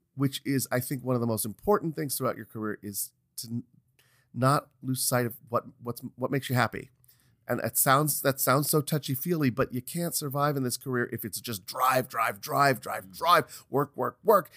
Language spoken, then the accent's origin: English; New York, United States; moved away as an adult; also born or lived in Los Angeles; every time I'd gone back to New York, you know, your, it's my hometown